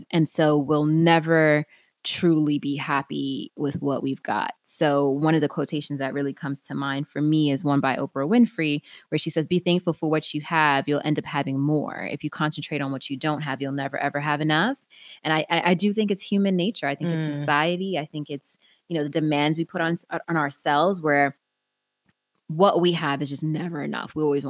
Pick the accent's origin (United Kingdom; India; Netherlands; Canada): United Kingdom; England; my diary / calendar, that I'm a Brit, my diary is starting to really jam up.